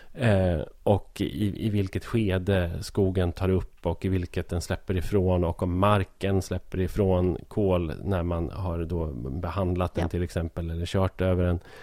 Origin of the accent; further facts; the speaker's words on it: Hälsingland, Gävleborg County, Sweden; som hälsing